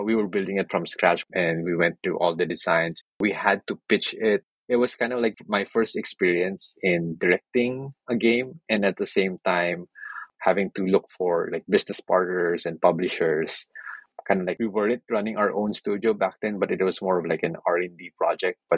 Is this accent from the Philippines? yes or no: yes; Philippines; moved away; I come from the Philippines